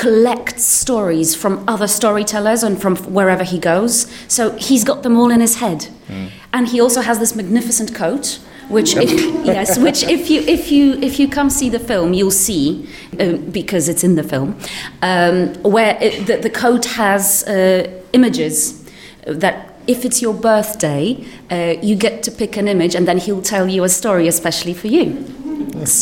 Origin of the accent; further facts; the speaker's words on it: Poland; moved away; I come originally from Poland